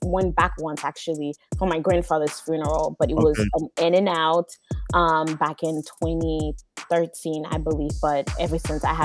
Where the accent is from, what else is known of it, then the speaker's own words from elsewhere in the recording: Haiti; moved away as an adult; now in United States; I am originally from Haiti, born and raised, and I moved about 12 years ago to the United States